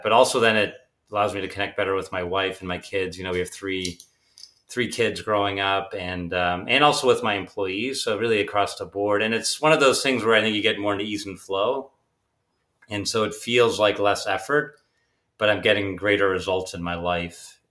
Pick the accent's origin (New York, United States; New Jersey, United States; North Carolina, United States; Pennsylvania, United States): Pennsylvania, United States; Pittsburgh; also born or lived in Germany; I was born in Germany, and, uh, but my father, he was building pump company called Able Pumps, and, uh, but he decided he wanted to open a subsidiary in the U S, so he moved us all to Pittsburgh, which obviously was a big personal risk for him, but I really grew up then